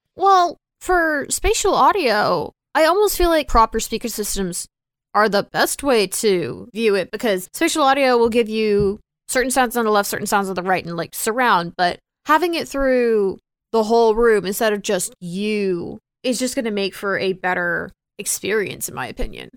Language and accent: English; Texas, United States; now in Florida, United States; I grew up in Texas and I currently live in Florida